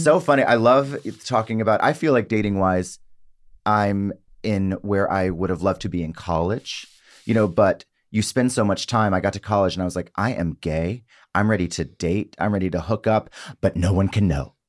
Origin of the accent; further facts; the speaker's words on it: South Mississippi, United States; I grew up in South Mississippi